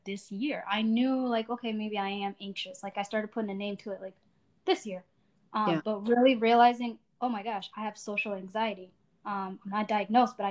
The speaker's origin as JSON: {"language": "English", "town": "Indianapolis", "region": "Indiana", "country": "United States", "tie": "born or raised there", "also_born_or_lived": "Asmara, Eritrea", "said": "I was born in Eritrea, Asmara specifically, in 1991. And then my family and I immigrated to Indianapolis, Indiana in 1997. So I came to the States when I was 6 years old, went to grade school and college in Indiana."}